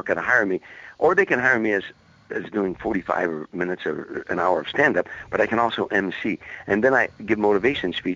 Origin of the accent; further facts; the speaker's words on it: Chicago, Illinois, United States; moved away; it's my hometown, and mm-hmm. I know everybody in the town